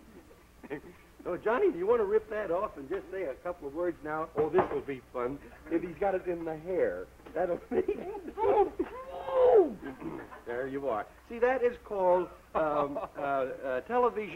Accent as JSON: {"language": "English", "town": "Vincennes", "region": "Indiana", "country": "United States", "moved": "yes", "said": "I'm from the Middle West myself. I'm from Vincennes, Indiana"}